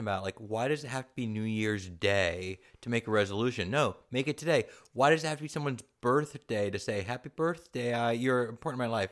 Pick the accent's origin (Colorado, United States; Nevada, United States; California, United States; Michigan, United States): California, United States; San Diego; I grew up in San Diego